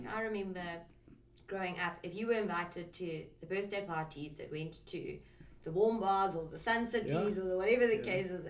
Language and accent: English; Johannesburg, Gauteng, South Africa; so I'm also from Joburg